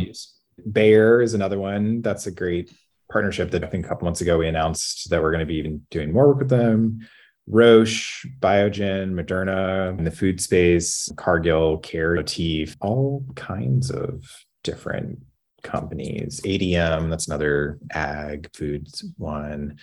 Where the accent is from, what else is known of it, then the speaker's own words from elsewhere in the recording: Louisiana, United States; I grew up in Louisiana where the curriculum did not include synthetic biology